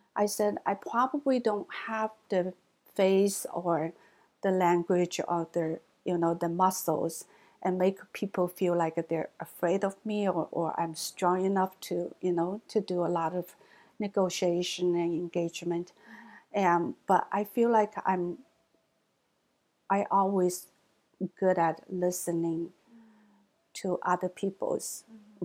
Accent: China; English is a second language; moved away as an adult; also born or lived in Hangzhou, Zhejiang / Michigan / Texas; now in United States; American Chinese, mainland born Chinese

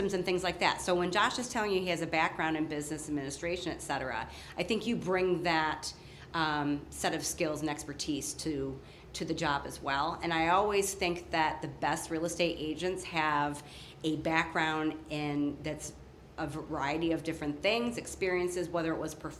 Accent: Batavia, New York, United States; I am born and raised in Batavia, New York. So I'm a native Western New Yorker and very proud of it

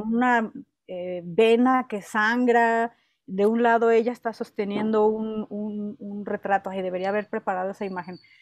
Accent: Mexico; yo también soy mexicana, yo también soy mujer

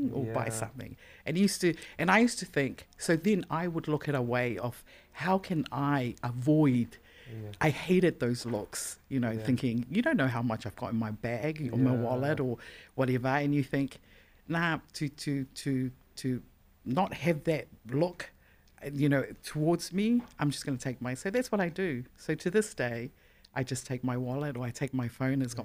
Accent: Auckland, New Zealand; being a Pasifika and growing up in Auckland

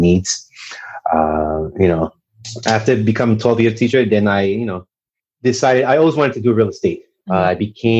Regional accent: Montreal, Quebec, Canada; moved away; young Haitian American. I grew up in Montreal, Canada

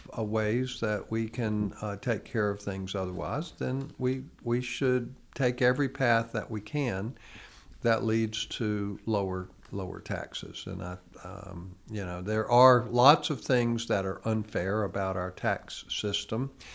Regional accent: United States; as American citizens

